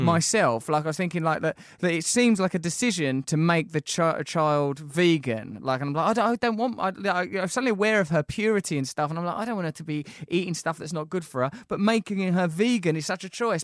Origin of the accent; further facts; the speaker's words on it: Essex, East of England, United Kingdom; We're Essex boys.